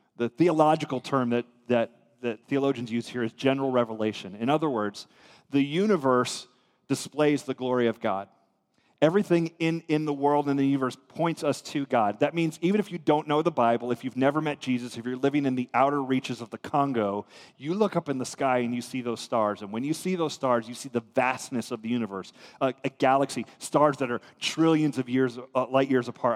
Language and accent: English; United States